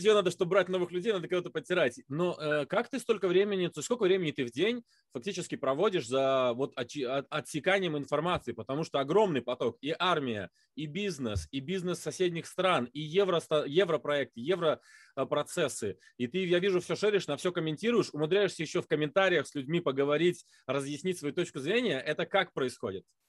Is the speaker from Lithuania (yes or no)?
yes; Lithuania; я литовец